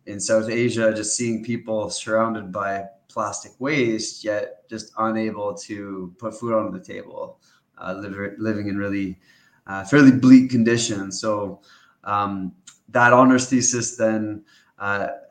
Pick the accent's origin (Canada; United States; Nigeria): Canada; I grew up in Canada